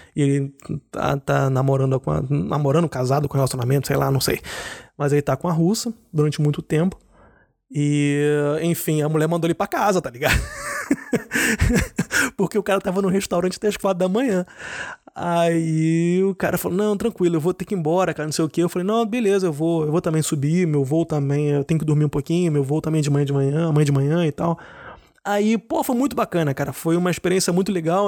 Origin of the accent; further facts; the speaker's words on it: Rio de Janeiro, Brazil; now in Germany; eu sou brasileiro, eu sou do Rio, mas eu moro na Alemanha